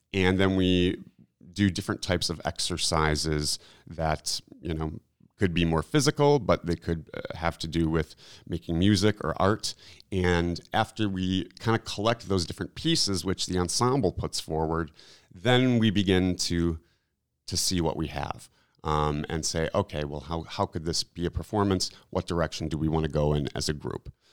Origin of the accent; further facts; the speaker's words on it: Milwaukee, Wisconsin, United States; moved away as an adult; I'm from Milwaukee, and so it was kind of a landing ground for me